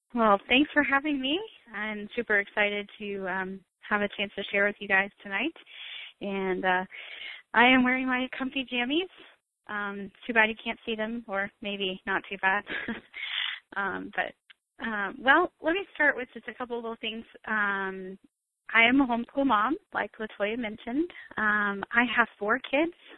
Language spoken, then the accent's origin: English; Florida, United States; now in South Carolina, United States; I'm actually originally from Florida, and uh, I was born and raised there